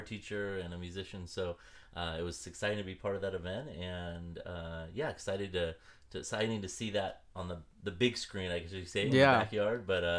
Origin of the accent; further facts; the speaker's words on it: West Coast, United States; we're both from kind of the West Coast. I'm you'll learn quickly, I'm a little older than Christopher, not that much.